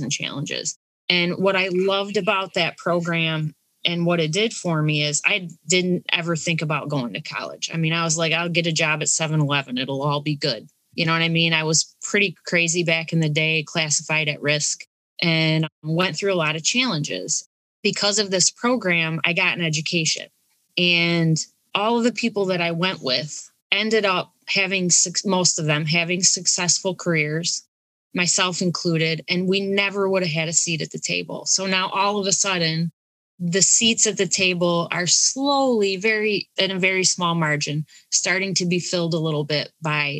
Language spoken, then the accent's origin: English; Olean, New York, United States; now in Buffalo, United States; I grew up in Olean and I'm out in the Buffalo area now